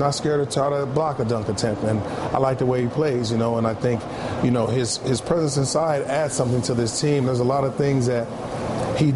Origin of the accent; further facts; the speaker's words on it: Ohio, United States; moved away; also born or lived in Texas; I'm from Ohio